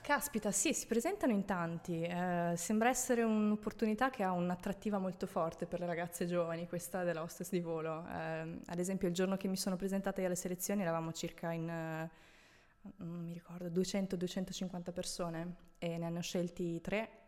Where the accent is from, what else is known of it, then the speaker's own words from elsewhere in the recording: Italy; moved away as an adult; also born or lived in Rome, Italy / Tuscany / Veneto / Dubai; now in Milan, Italy; sono nata a Roma, okay. sono cresciuta in Toscana, in Veneto